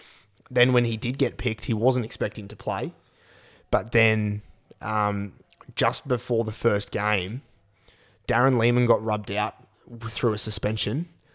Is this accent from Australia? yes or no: yes; Charters Towers, Queensland, Australia; So I grew up in Charters Towers, so up north.